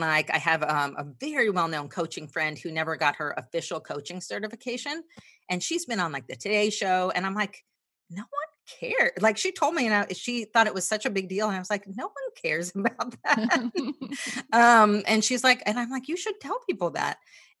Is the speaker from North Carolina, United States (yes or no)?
no; New Jersey, United States; moved away; I grew up in New Jersey and I always tell these stories about growing up in New Jersey because I am more of an introvert.